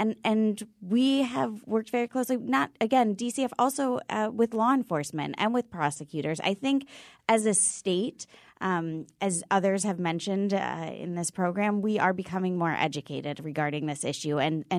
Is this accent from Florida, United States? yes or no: no; Washington, District of Columbia, United States; So I come from Washington, D.C., and Connecticut is a nationally leading this effort